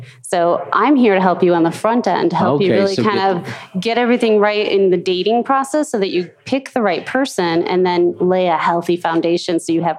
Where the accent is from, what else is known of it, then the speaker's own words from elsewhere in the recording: Chicago, Illinois, United States; moved away as an adult; now in Denver, United States; I am originally from Chicago.